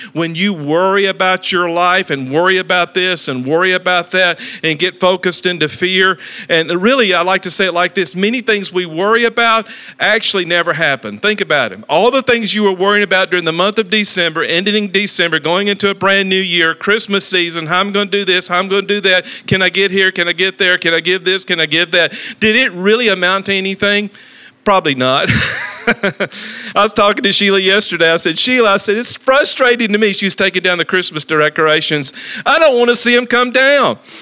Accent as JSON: {"language": "English", "town": "Talladega", "region": "Alabama", "country": "United States", "moved": "yes", "lives_now": "Dallas-Fort Worth, United States", "said": "I come from Talladega, Alabama"}